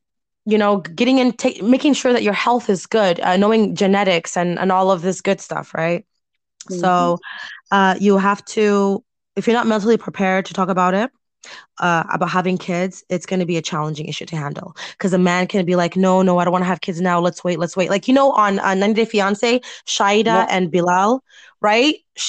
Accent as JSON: {"language": "English", "country": "United States", "said": "I'm American."}